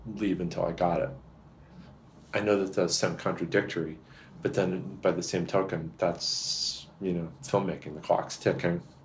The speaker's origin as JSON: {"language": "English", "region": "Massachusetts", "country": "United States", "tie": "born or raised there", "said": "I grew up in Massachusetts and another part of it, but still Massachusetts"}